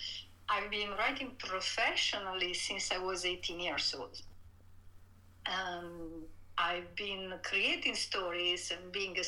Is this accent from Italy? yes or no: yes; Italy; English is a second language; moved away as an adult; I grew up in Italy. I was born and raised there. I stayed there in my early 30s, until my early 30s